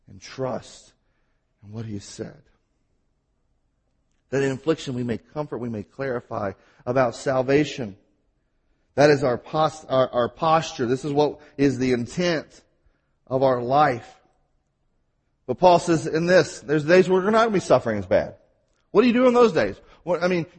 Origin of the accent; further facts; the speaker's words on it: Mississippi, United States; accent: Mississippi; I have my Mississippi accent